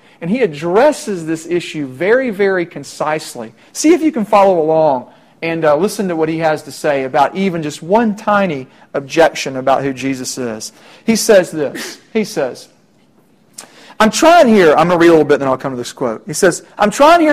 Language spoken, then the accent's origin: English; Middle Tennessee, United States; I'm from Middle Tennessee